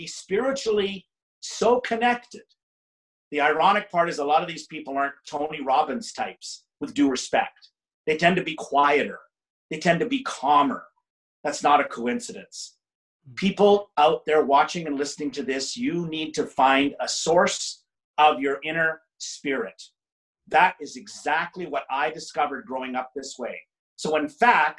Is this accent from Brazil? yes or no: no; Canada; I spent my summers growing up in Canada.